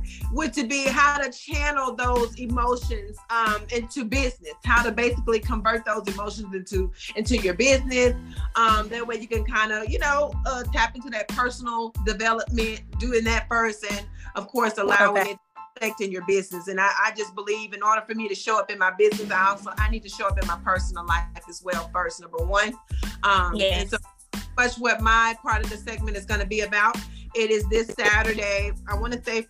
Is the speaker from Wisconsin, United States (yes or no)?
no; Baton Rouge, Louisiana, United States; moved away as an adult; now in Houston, United States; Baton Rouge, my hometown